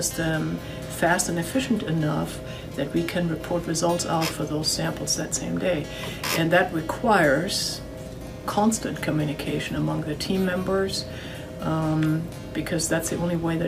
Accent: Germany; moved away; I'm originally from Germany

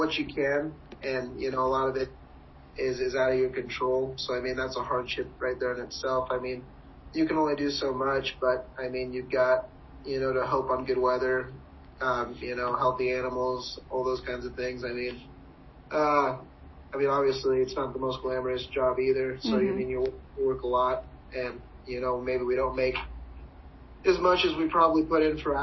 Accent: Friend, Nebraska, United States; I grew up in Friend, and, I mean, it's, like, a little over 1,000 people.

